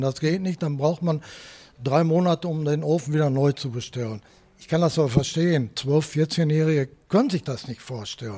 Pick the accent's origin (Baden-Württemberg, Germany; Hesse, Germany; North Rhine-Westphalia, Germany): North Rhine-Westphalia, Germany; Dortmund; ich bin in Kirchderne zur Volksschule gegangen